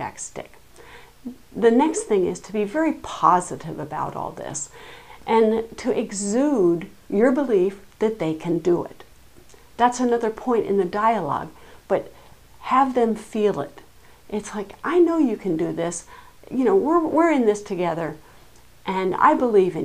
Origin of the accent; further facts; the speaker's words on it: Nantucket, Massachusetts, United States; I come from Nantucket. We're an island